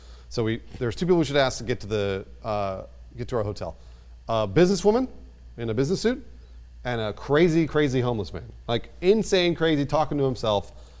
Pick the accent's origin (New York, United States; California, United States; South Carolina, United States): California, United States; Los Angeles; I'm from Los Angeles.